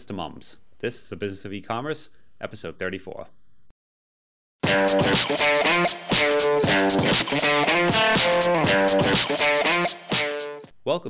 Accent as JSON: {"language": "English", "town": "Boston", "region": "Massachusetts", "country": "United States", "accent": "Boston", "said": "my Boston accent"}